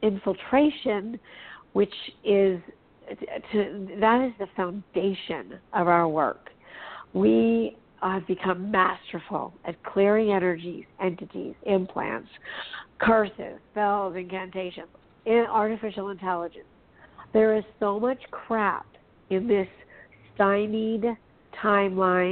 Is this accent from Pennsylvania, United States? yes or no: no; Los Angeles, California, United States; I'm from Hollywood